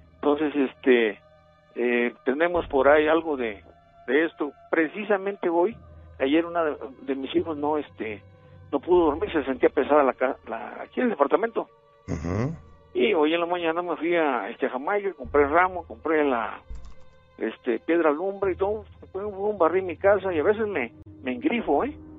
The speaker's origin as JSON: {"language": "Spanish", "town": "Poza Rica", "region": "Veracruz", "country": "Mexico", "said": "yo soy de Poza Rica, Veracruz"}